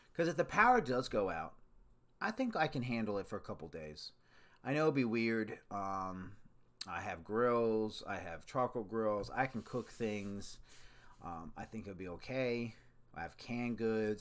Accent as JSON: {"language": "English", "region": "Maryland", "country": "United States", "tie": "born or raised there", "said": "I grew up, well, Maryland, which is kinda on the outskirts of the Northeast."}